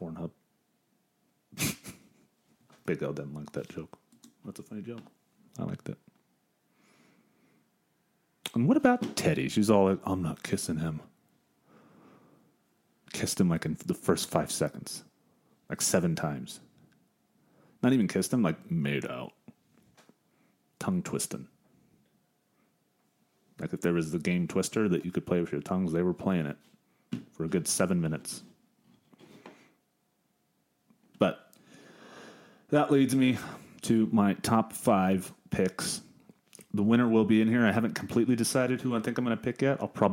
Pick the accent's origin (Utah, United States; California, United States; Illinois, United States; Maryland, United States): California, United States; San Diego; We're both from San Diego, me and Big O. Big San Diego natives